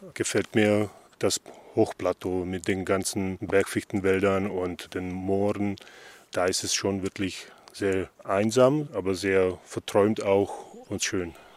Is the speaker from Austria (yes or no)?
no; Slovakia; moved away; ich komme aus der Slowakei